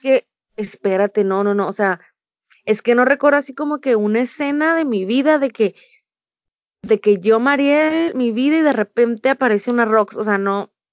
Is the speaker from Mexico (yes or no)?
yes; Ensenada, Baja California, Mexico; Y soy orgullosamente de Ensenada, Baja California